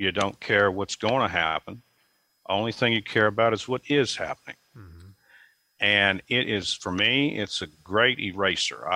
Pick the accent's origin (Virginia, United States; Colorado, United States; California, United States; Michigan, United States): Virginia, United States; Bells Valley; also born or lived in Goshen, Virginia; I grew up in Bells Valley, which is a little bit north of Goshen, and I went through Rockbridge County's public schools